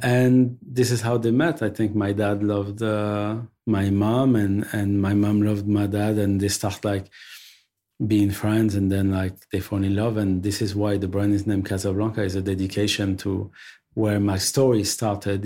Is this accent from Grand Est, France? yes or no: no; Paris, Île-de-France, France; also born or lived in Belleville, Paris; I'm born and raised in Paris.